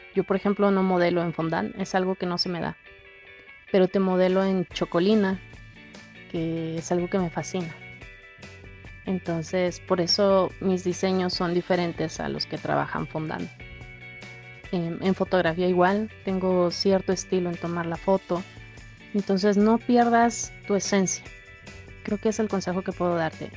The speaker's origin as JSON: {"language": "Spanish", "country": "Mexico", "said": "muchas de las familias mexicanas hemos, hemos pasado alguna vez"}